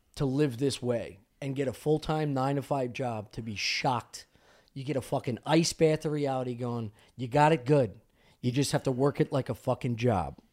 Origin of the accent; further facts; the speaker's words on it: Delco, Pennsylvania, United States; I'm coming from Delco. Like, ok, I went to school, high school with a bunch of waterheads